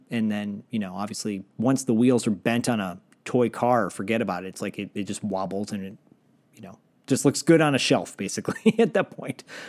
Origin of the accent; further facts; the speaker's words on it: Detroit, Michigan, United States; I grew up in Michigan